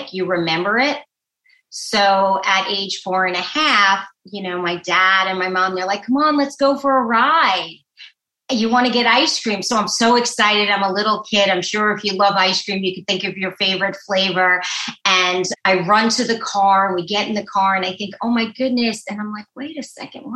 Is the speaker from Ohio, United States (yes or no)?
no; New York City, New York, United States; moved away as an adult; also born or lived in Manhattan, New York; now in New Jersey, United States; I am a native New Yorker, born in Brooklyn, New York